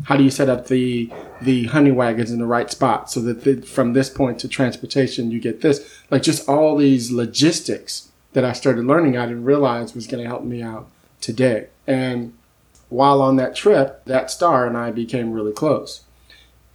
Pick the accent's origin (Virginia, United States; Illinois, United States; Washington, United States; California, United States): California, United States; San Francisco; sitting at the coffee shop, which is what I did growing up in San Francisco